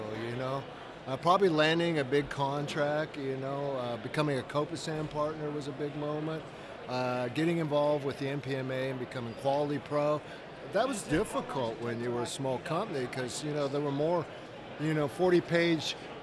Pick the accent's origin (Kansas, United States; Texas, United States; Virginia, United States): Kansas, United States; We're from Kansas